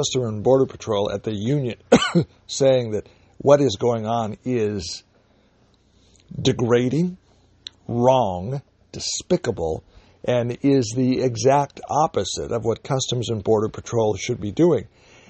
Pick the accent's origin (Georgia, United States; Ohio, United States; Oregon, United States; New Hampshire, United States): Oregon, United States; moved away; I was born in Oregon. I spent most of my life living there in that state.